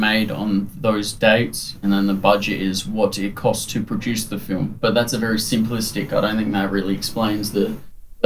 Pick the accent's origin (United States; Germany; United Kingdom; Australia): Australia; I'm Australian.